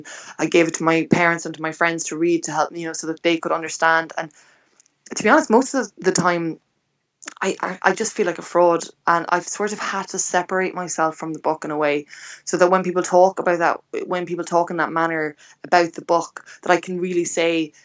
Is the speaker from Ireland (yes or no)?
yes; Clonakilty, Munster, Ireland; my hometown, Clonakilty in West Cork.